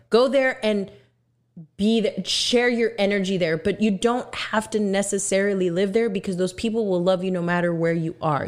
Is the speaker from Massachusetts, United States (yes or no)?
no; Texas, United States; I am from Texas